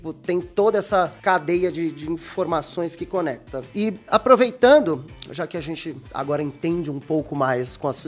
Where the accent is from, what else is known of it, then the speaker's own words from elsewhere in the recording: Santos, São Paulo, Brazil; Eu tenho um amigo lá de Santos, eu vim de Santos